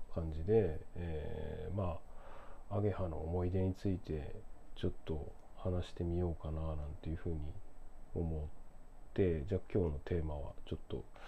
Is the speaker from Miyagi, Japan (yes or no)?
yes; Sendai, Miyagi, Japan; moved away as an adult; now in Tokyo, Japan; 僕仙台出身で地方出身者なんですけれども